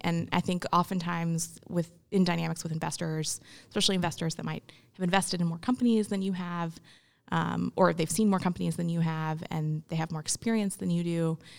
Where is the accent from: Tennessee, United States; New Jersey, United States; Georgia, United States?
Tennessee, United States; Memphis; also born or lived in India; I grew up in Memphis, but I was adopted. So I was born in India